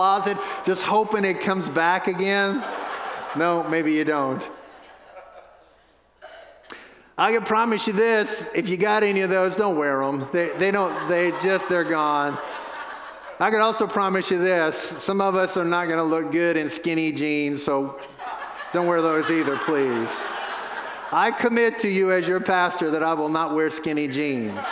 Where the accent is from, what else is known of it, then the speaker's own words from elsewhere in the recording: New Orleans, Louisiana, United States; moved away; We have family members that pastor a church in New Orleans, the little church I got saved